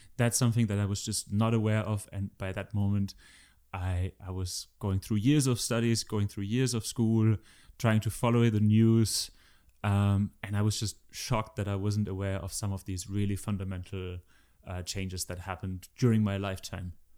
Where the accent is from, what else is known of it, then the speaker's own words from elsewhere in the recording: Germany; I'm from Germany